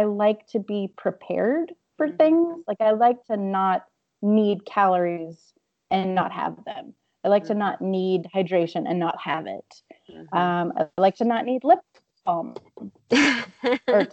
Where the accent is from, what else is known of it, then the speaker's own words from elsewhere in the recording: Louisiana, United States; I'm also from Louisiana